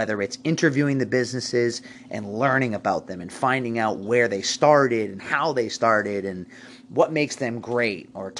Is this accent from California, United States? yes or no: no; Forestdale, Massachusetts, United States; also born or lived in Boston / Connecticut; I grew up in Forestdale, went to Sandwich High School, left for college, lived out in Boston, Connecticut, a bunch of the New England states, came back